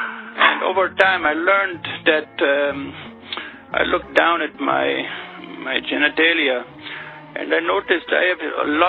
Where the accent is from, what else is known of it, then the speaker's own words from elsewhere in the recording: Pakistan; it brings up lots of memories of my childhood growing up in Pakistan.